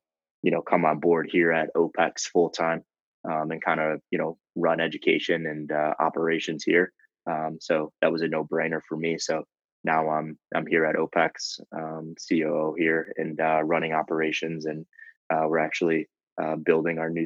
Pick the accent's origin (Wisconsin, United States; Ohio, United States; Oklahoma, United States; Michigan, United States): Wisconsin, United States; Kenosha; also born or lived in Chicago, Illinois; I'm from the Midwest. I was born in Chicago. Grew up in southeastern Wisconsin in a little place called Kenosha